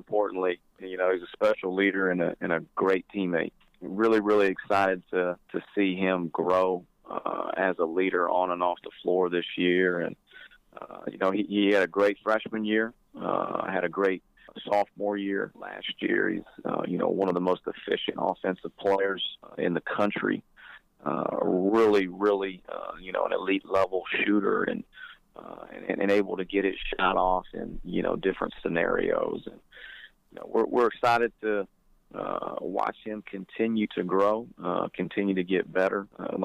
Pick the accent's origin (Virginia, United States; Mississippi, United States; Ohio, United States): Ohio, United States; I'm obviously from Ohio